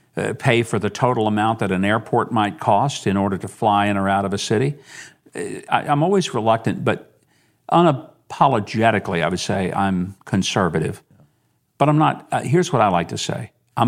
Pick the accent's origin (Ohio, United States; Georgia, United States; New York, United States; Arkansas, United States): Arkansas, United States; I mean, I was from Arkansas, Lord. I've known Clinton for 40-something years.